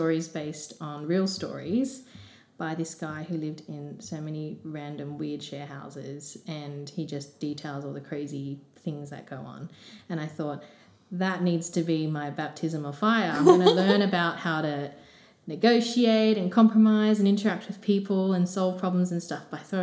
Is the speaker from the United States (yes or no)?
no; Sydney, New South Wales, Australia; I was born in the southwest and grew up there most of my life